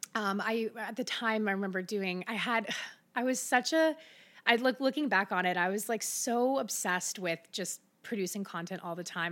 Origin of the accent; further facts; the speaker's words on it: Middletown, Ohio, United States; also born or lived in Austin, Texas; now in Cincinnati, United States; I grew up in Middletown